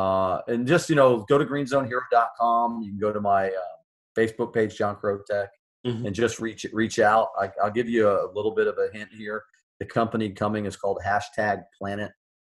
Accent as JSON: {"language": "English", "country": "United States", "said": "I'm an American."}